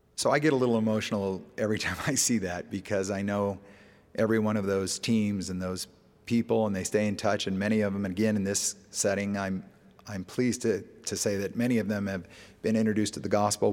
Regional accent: Alaska, United States; moved away; I grew up in Alaska

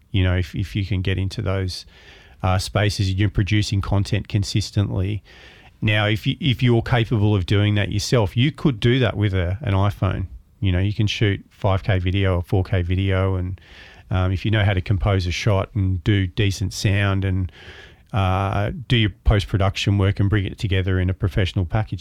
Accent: Melbourne, Victoria, Australia; moved away as an adult; I was born in Williamstown in, um, Melbourne, maritime town. Uh, grew up around the ocean. I was a lifesaver and lifeguard down there and went to primary school in Williamstown

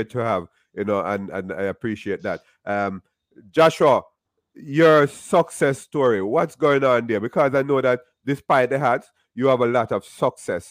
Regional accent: Jamaica; moved away as an adult; now in United States; I'm from Jamaica

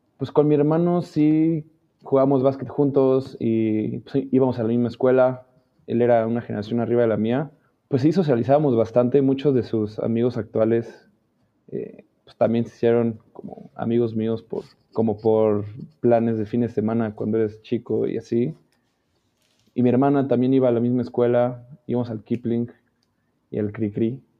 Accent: Mexico City, Mexico; Nací en el DF.

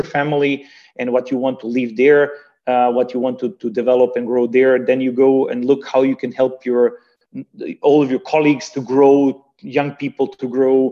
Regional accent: Banja Luka, Republika Srpska, Bosnia & Herzegovina; now in Hamburg, Germany; me from Germany helping the society where I was born and raised with, helping my hometown of Banja Luka

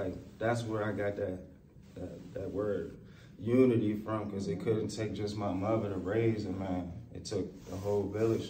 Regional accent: Chicago, Illinois, United States; moved away; I'm from Chicago

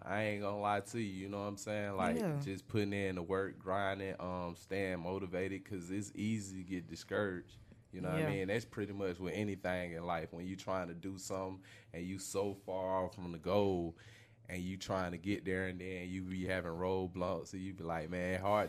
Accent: Chicago, Illinois, United States; I'm from the Dell. You know what I'm saying? I originated from Chicago. I moved down.

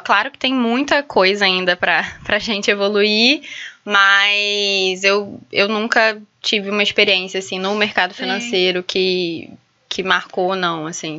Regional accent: São Gonçalo, Rio de Janeiro, Brazil; eu sou lá de São Gonçalo

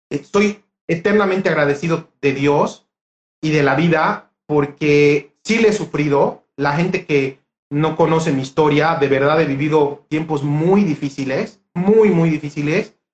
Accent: Honduras; soy yo de Honduras que tiene como unos 20

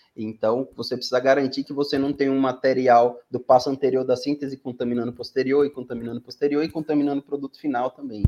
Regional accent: Aracaju, Sergipe, Brazil; moved away as an adult; also born or lived in São Paulo; sou nordestino, natural de Aracaju, no Sergipe

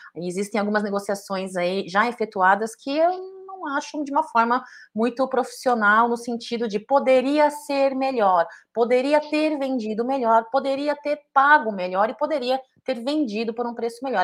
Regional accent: Brazil

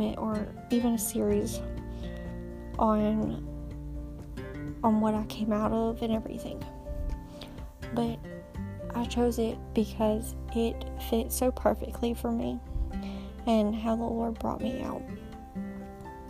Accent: Georgia, United States; moved away as an adult; now in North Carolina, United States; We are currently living in North Carolina, but I am from Georgia

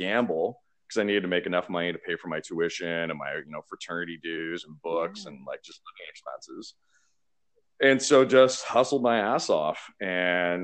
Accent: Burlington, Ontario, Canada; I'm Canadian, first of all, and so I grew up in Burlington, which is just outside of Toronto.

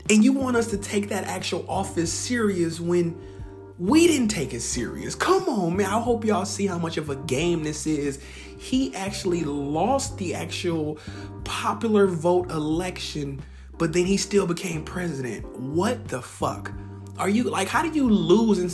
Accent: Bay Area, California, United States; moved away; also born or lived in the South, United States / Portland, Oregon; I'm from the Bay Area, but I actually, Bay Area, California, but I've lived down south.

